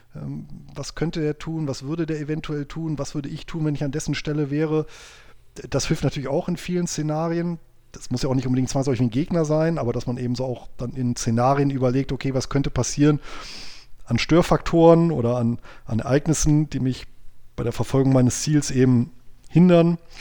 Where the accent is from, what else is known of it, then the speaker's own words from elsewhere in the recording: Bonn, North Rhine-Westphalia, Germany; moved away as an adult; also born or lived in near Göttingen, Lower Saxony; now in Göttingen, Germany; ich bin aber gebürtiger Bonner, also Rheinländer